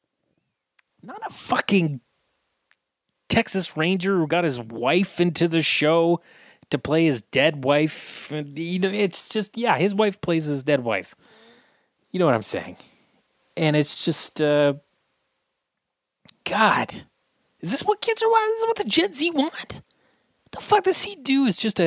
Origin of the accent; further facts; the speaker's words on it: Scotland, United Kingdom; I'm Scottish